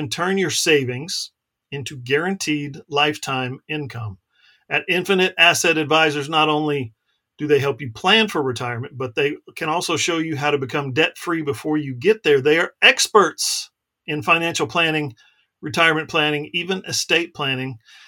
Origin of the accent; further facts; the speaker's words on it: Alaska, United States; I grew up in Alaska, and we got a lot of West Coast games